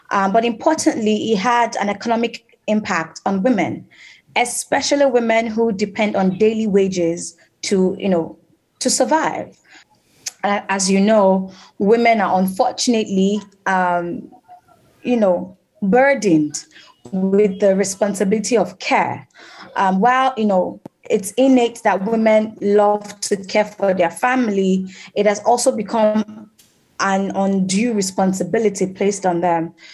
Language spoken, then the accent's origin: German; Cali, Valle del Cauca, Colombia; German is a second language; ich komme aus Kalikolumbien. Ich bin in einem kleinen Dorf aufgewachsen, wo die Kinder und Jugendlichen kaum Zugang zu guter Bildung und beruflichen Möglichkeiten haben.